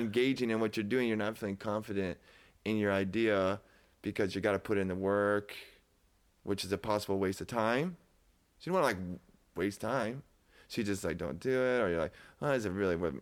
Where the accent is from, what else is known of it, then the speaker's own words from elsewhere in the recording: Davenport, Iowa, United States; I was from Davenport